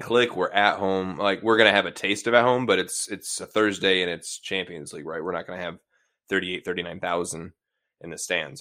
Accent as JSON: {"language": "English", "town": "Seattle", "region": "Washington", "country": "United States", "also_born_or_lived": "Bainbridge Island, Washington", "said": "I'm from Ballard High School"}